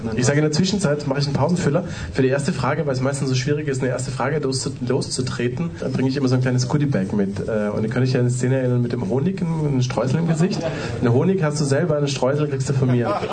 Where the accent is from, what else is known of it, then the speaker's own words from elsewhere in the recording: Austria; ich bin Österreicher